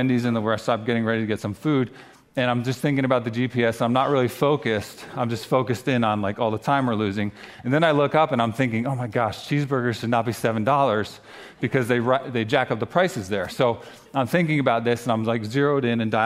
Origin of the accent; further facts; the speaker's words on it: New Jersey, United States; moved away as an adult; also born or lived in North Carolina; I grew up here in New Jersey, but we spent the last 9 years down in North Carolina